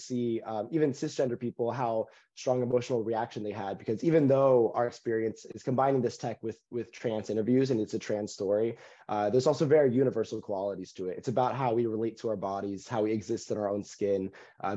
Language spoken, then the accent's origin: English; Texas, United States; moved away; I was raised in Texas. So coming here has been like a return home